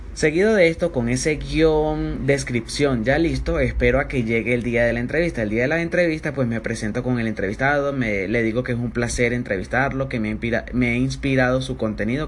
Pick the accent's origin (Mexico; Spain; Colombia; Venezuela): Venezuela; soy un emprendedor venezolano